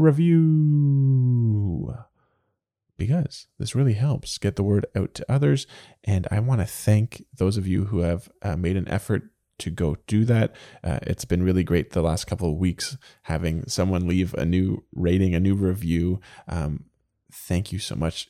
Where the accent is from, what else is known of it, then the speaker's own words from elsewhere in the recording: the Maritimes, Canada; growing up in the Maritimes